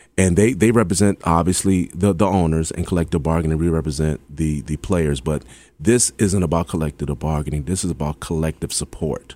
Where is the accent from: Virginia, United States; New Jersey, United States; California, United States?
Virginia, United States; Hampton; I'm from Hampton